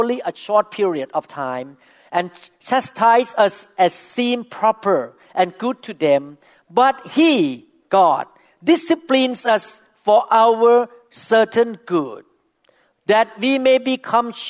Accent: Thailand; first language Thai; English is a second language; now in United States

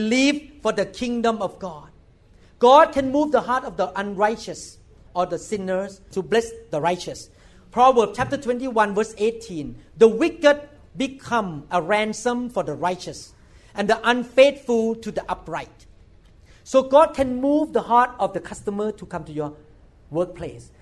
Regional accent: Thailand; English is a second language; moved away as an adult; I'm a neurosurgeon from Thailand

